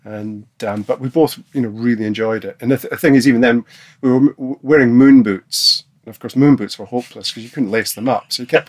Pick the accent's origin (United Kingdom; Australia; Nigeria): United Kingdom; Aberdeen, Scotland; In Aberdeen.